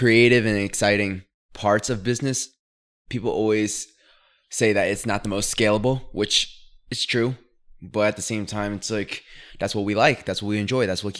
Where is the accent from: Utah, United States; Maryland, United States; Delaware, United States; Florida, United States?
Delaware, United States